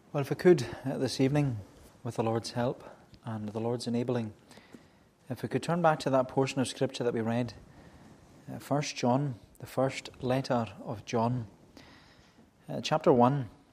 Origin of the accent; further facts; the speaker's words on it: Melbost, Scotland, United Kingdom; I was growing up, as you know, in the village uh, on the other side of the island in Melbost, a very, very good village to grow up in.